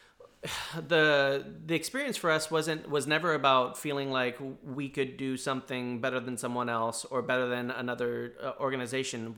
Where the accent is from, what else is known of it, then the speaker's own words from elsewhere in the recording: Southern California, United States; also born or lived in New York; now in Portland, United States; I'd lived, uh, in Southern California growing up